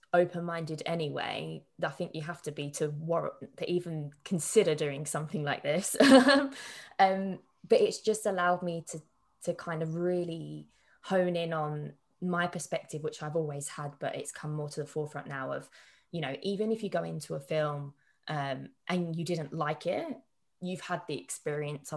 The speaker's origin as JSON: {"language": "English", "region": "London", "country": "United Kingdom", "said": "I'm from London"}